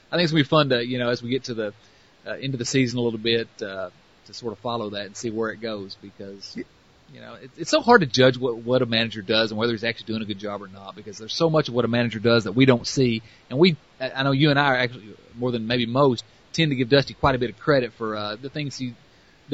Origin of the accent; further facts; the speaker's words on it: the South, United States; accent: southern; listen to my ridiculous southern accent